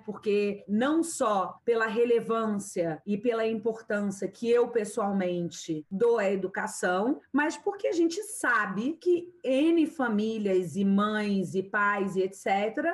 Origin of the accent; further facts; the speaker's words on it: Rio de Janeiro, Brazil; eu sou carioca